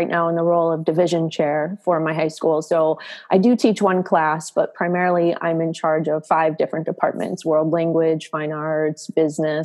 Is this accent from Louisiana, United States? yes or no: no; south or southwest suburbs of Chicago, Illinois, United States; I live in the Chicago suburbs and pretty much born and raised in the south or southwest suburbs of Chicago